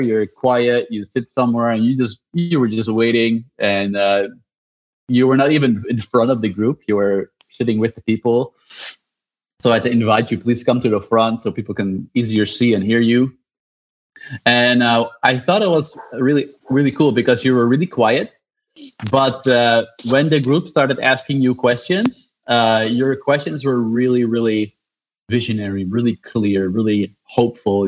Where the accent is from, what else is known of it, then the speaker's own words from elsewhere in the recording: Netherlands; I'm from the Netherlands.